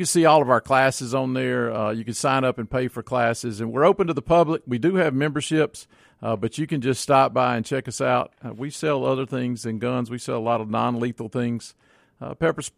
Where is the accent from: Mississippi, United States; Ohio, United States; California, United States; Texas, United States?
Mississippi, United States; Florence; I grew up out in Rankin County in Florence, so we're hunters